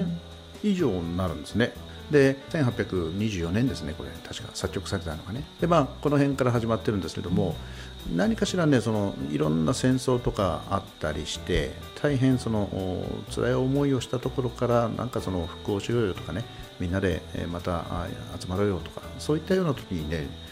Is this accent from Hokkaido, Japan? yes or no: yes; Tomakomai, Hokkaido, Japan; also born or lived in Sapporo / Tokyo; 苫小牧生まれ、苫小牧育ちなんですよ